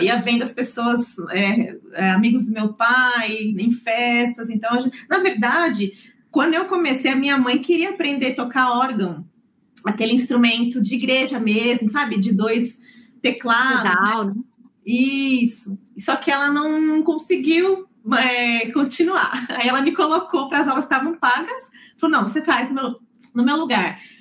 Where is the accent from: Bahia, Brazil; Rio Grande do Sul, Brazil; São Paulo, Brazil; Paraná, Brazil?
São Paulo, Brazil; Santo André; now in New Zealand; Eu nasci em São Paulo, é, no, no ABC Paulista, para ser mais exata, em Santo André